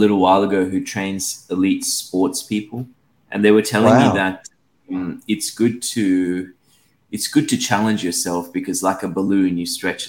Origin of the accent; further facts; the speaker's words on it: Australia; also born or lived in Sri Lanka; Yeah, I was born in Sri Lanka. I moved to Australia when I was 10 years old, then finished high school and did a degree in law